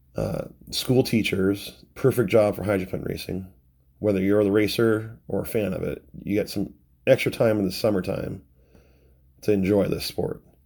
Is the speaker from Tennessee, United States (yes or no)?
no; Renton, Washington, United States; also born or lived in Seattle, Washington; I'm from Renton, Washington. a suburb of Seattle